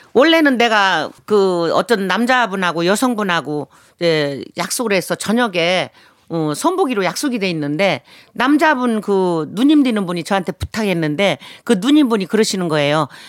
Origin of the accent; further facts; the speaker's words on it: Chungcheong, South Korea; 저희 고향이 충청도예요